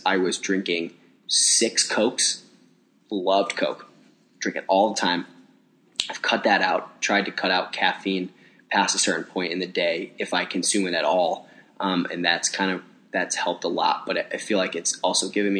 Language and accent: English; Cincinnati, Ohio, United States; moved away as an adult; now in Chicago, United States; I grew up in Cincinnati, Bengals and Reds fan, and then moved to Chicago